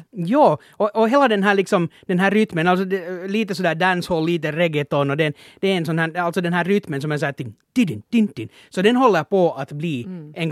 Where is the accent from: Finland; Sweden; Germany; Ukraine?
Finland; man som finländare borde flagga